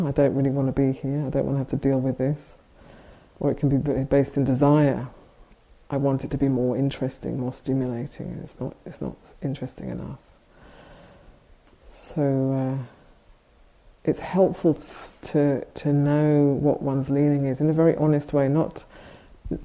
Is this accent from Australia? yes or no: no; United Kingdom; we're both British